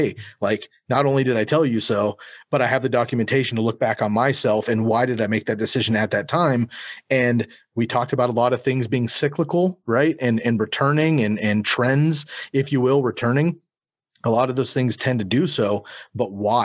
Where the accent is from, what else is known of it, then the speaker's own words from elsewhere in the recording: Bay Area, California, United States; moved away as an adult; now in Eugene, United States; I grew up in California. I moved up to Oregon when I was 19